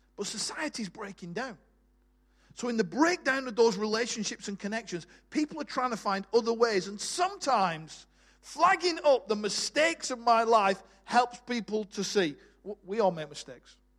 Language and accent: English; Bolton, North West England, United Kingdom; moved away as an adult; I was born in Bolton, just north of Manchester. Uh, left there at 18